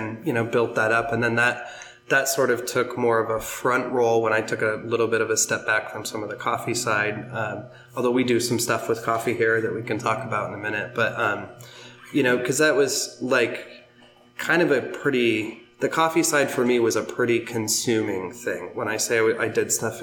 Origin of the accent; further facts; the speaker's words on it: Pacific Northwest, United States; moved away; I'm originally from the Pacific Northwest